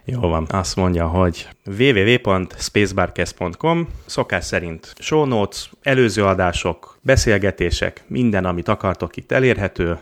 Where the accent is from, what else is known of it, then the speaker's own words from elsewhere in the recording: Budapest, Hungary; moved away; én a tizenötödik kerületben nőttem fel